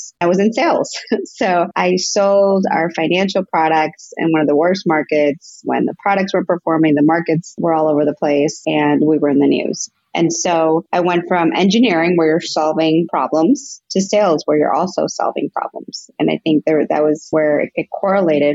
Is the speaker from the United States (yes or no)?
yes; suburb of Chicago, Illinois, United States; also born or lived in Cuernavaca, Mexico / Rogers Park, Chicago; I moved to the U.S. when I was 6 years old, and I lived in Rogers Park for a little bit and then moved out to just a suburb of Chicago.